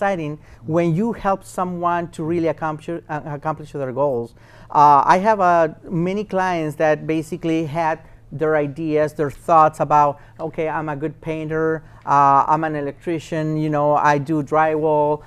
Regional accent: Chile; now in United States; I'm from Chile, South America

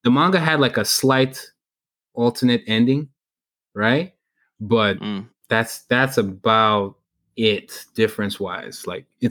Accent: Nigeria; moved away; growing up in Nigeria

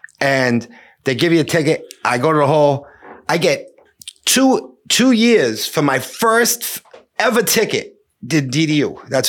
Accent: Cambridge, Massachusetts, United States; Right. And, you know, like I grew up in Cambridge, right? So like, not like a really, really like, you know, racially motivated town.

